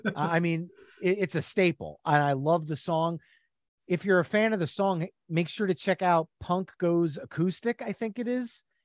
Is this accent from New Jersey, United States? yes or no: yes; New Jersey, United States; We are from New Jersey, all three of us. The Jersey Shore is part of our lineage